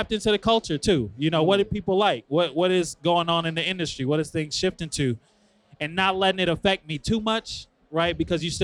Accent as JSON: {"language": "English", "town": "Chicago", "region": "Illinois", "country": "United States", "said": "I'm from Chicago"}